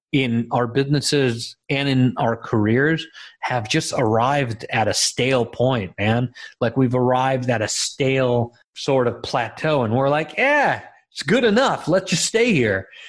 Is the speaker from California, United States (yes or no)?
yes; Los Angeles, California, United States; also born or lived in Israel; I was born in Israel um, and raised in Los Angeles